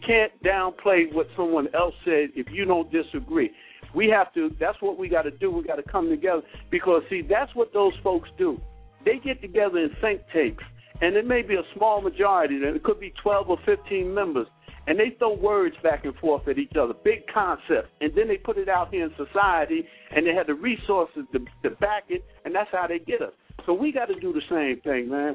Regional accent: Newark, New Jersey, United States; I'm from Jersey, uh, Newark area

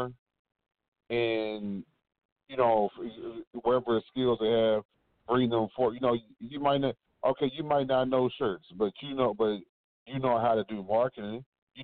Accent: Fort Worth, Texas, United States; We said we was from the South Side.

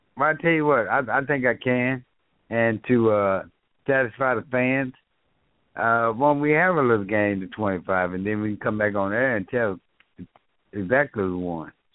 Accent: Dallas, Texas, United States; I grew up in South Dallas

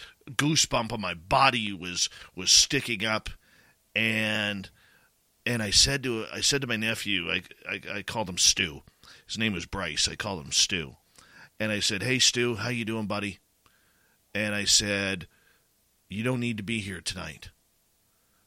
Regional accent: Abbotsford, British Columbia, Canada; moved away; my hometown of Abbotsford, British Columbia

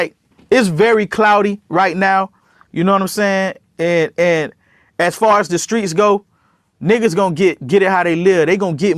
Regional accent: Miami, Florida, United States; I'm from Miami

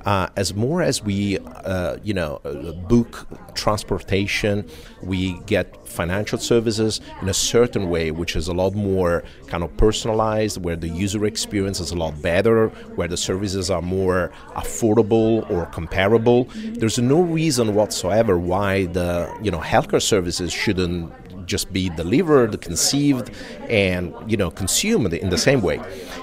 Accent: Italy; English is a second language; You know, I'm from Europe, specifically Italy, although I travel quite a bit.

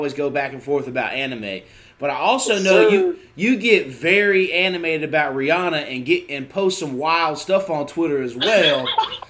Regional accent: Charlotte, North Carolina, United States; also born or lived in Virginia Beach, Virginia; ended up in Charlotte right around the time I was in kindergarten

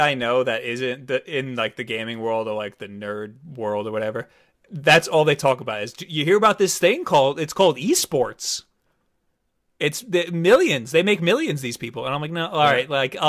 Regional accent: Long Island, New York, United States; we live on Long Island. So we grew up on Long Island. It is like the whitest like you could possibly be o over here.

